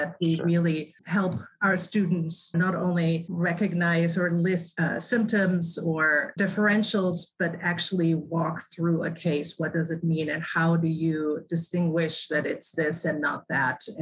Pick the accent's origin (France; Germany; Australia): Germany; English is a second language; moved away as an adult; now in United States; So I grew up in Germany with a mother who was a nurse.